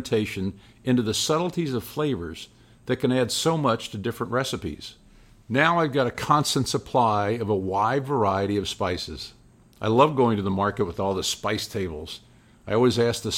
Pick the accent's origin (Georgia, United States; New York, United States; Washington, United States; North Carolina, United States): New York, United States; moved away; also born or lived in Kansas City; I grew up in New York, so it was easy for my mom to get all those ingredients. But later we moved to Kansas City, and this was in the late 50s